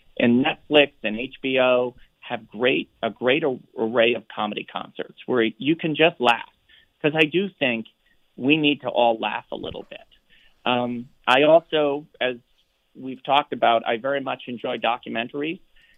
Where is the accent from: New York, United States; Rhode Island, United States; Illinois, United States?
Rhode Island, United States; Providence; So as somebody who grew up in the Boston area, I grew up in Providence, Rhode Island, and went to games with my dad since I was little.